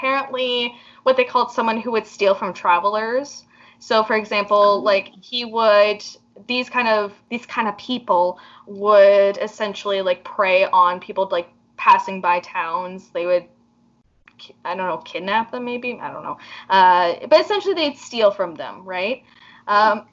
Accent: Canada; we are from Canada

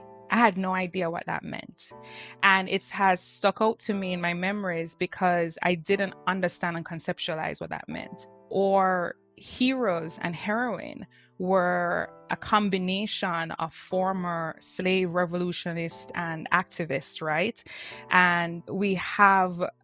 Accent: Kingston, Jamaica; moved away; I was born and raised in Kingston, Jamaica.

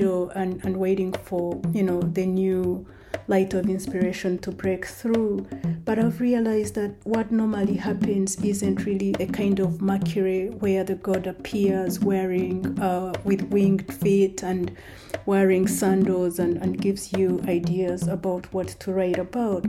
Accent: Kabale, Western Region, Uganda; moved away; the time when I was growing up in Kabale in Uganda

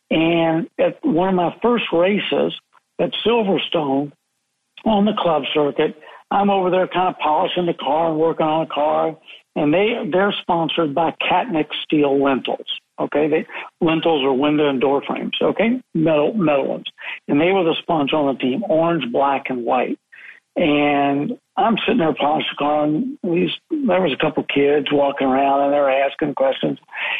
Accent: United States; I'm an American.

